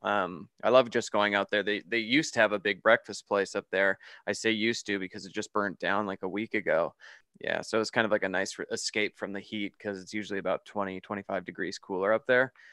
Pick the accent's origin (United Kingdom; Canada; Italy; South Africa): Canada; moved away as an adult; also born or lived in Toronto, Canada; now in Las Vegas, United States; I'm originally from Canada, and I live in Las Vegas now